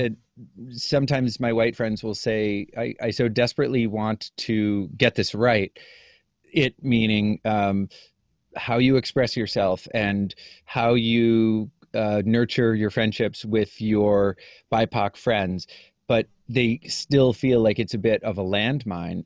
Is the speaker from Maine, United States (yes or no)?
yes; Maine, United States; moved away as an adult; also born or lived in Kansas; now in New Hampshire, United States; I grew up in Maine, spent the first, you know, eighteen years of my life there, uh, that's not true. The first seventeen, 'cause I was born in Kansas